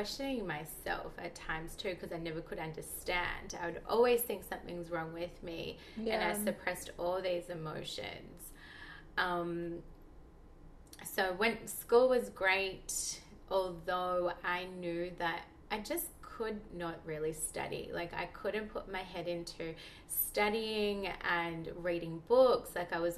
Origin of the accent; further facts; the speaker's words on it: Melbourne, Victoria, Australia; moved away as an adult; now in Bondi, Australia; grew up in Melbourne, had the most, very like conventional life